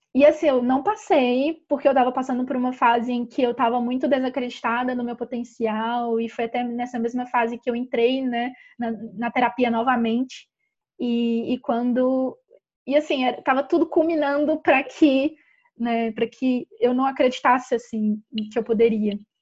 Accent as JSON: {"language": "Portuguese", "town": "Ouro Branco", "region": "Minas Gerais", "country": "Brazil", "tie": "born or raised there", "said": "a gente é do interior de Minas Gerais, uma cidadezinha chamada Ouro Branco"}